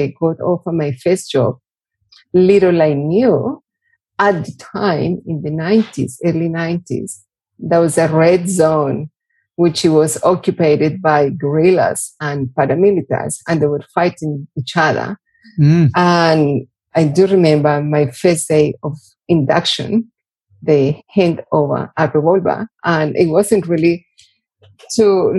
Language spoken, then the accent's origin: English; Bogota, Colombia; English is a second language; moved away as an adult; now in Darwin, Australia; I am originally from Bogota, the capital city of Colombia.